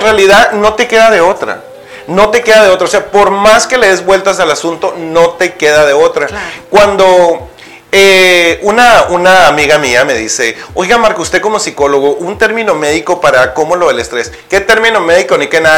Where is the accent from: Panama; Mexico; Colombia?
Mexico; Naco, Sonora; moved away; mi pueblo